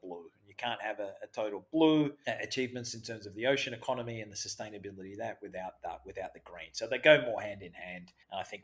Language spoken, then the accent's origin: English; Australia; accent: Australian; my Australian accent's